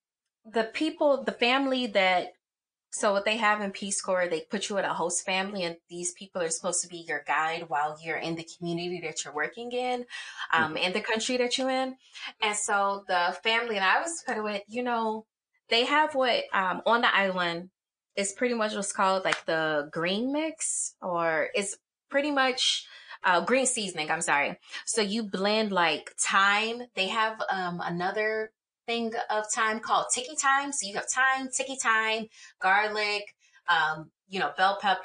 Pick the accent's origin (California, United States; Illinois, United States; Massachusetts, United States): Illinois, United States; Chicago; I'm from the south side of Chicago, but then it's like I moved around so much